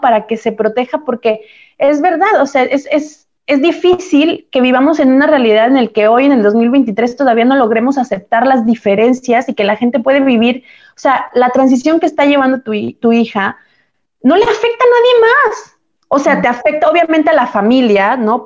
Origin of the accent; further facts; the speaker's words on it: Mexico; moved away as an adult; now in Italy; Nosotros que venimos de México a Europa, a Italia